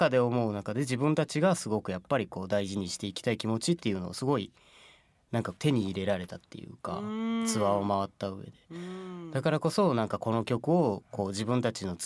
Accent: Kobe, Hyogo, Japan; 僕ら神戸出身なんです

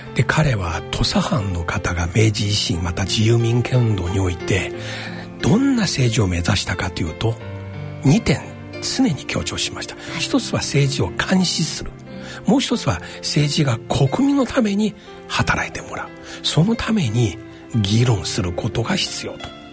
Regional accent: China; now in Japan; 私自身が中国出身

